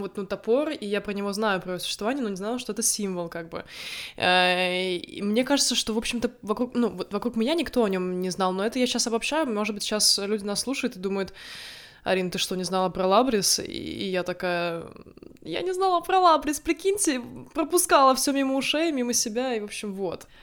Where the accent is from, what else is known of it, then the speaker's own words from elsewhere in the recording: Narva, Ida-Viru County, Estonia; moved away as an adult; also born or lived in Tartu, Estonia; now in Sweden; Я не из Таллина. Я родилась в Нарве